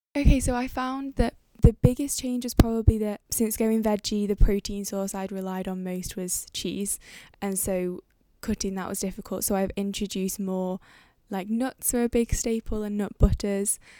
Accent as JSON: {"language": "English", "town": "Manchester", "region": "North West England", "country": "United Kingdom", "moved": "as an adult", "lives_now": "Cambridge, United Kingdom", "said": "I'm living Cambridge. I'm from Manchester."}